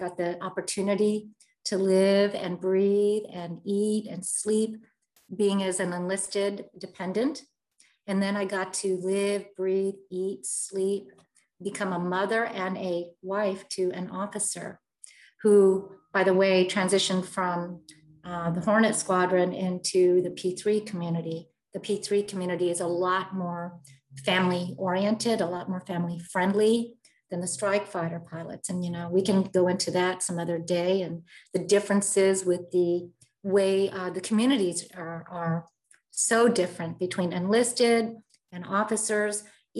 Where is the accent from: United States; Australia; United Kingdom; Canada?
United States; I was born and raised in America.